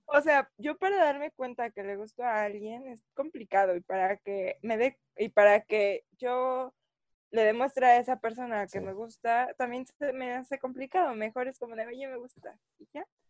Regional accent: Mexico City, Mexico; mi acta de nacimiento dice Distrito Federal

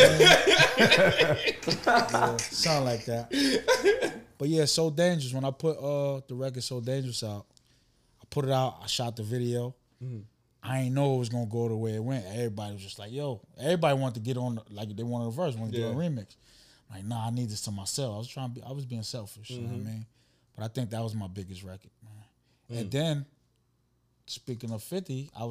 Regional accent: New York City, New York, United States; also born or lived in Bronx; My mom's had moved to the Bronx, and everybody knew I was from Queens

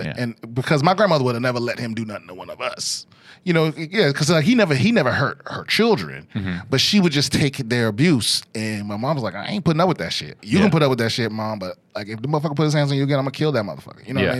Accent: Maryland, United States; I'm from D.C., Maryland.

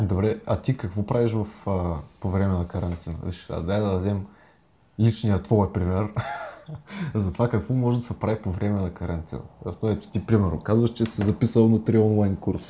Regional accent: Burgas, Burgas Province, Bulgaria; now in Sofia, Bulgaria; ние с Вадим и двамата сме от Бургас, в момента сме локирани в а, София

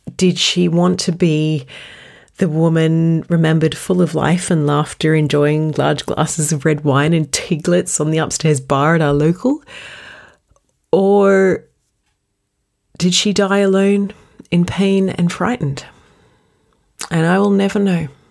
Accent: Australia; I grew up in Australia

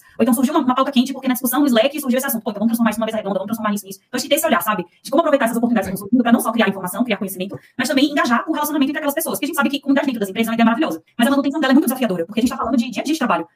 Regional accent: Pernambuco, Brazil; moved away as an adult; now in São Paulo, Brazil; Eu sou pernambucana, mas eu moro em São Paulo há mais de 10 anos. Eu vim pra fazer faculdade

